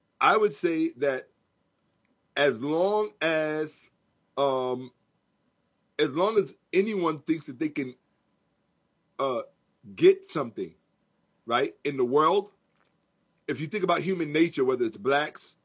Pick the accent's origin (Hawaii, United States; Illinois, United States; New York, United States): New York, United States; New York City; I'm from New York, born and raised